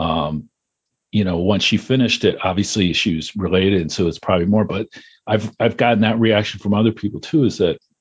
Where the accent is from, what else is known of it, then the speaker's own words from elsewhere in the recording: Potsdam, New York, United States; now in Syracuse, United States; I grew up just outside of Potsdam